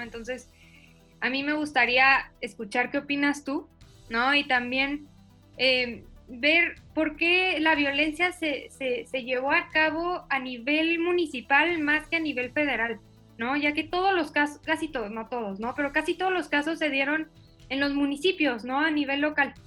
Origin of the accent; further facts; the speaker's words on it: Chihuahua, Mexico; yo crecí en Chihuahua